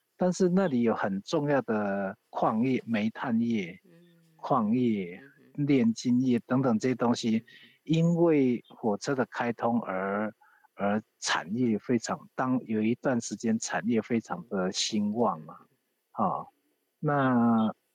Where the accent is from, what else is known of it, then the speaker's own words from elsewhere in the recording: Yilan County, Taiwan; 都是我们宜兰人